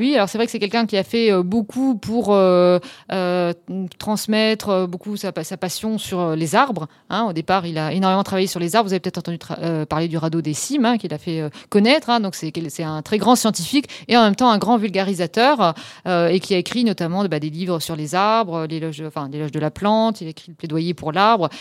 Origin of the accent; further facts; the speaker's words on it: Lorraine, Grand Est, France; moved away as an adult; also born or lived in Strasbourg / Switzerland / Canada; je suis revenue en Lorraine plutôt, que je suis Lorraine de départ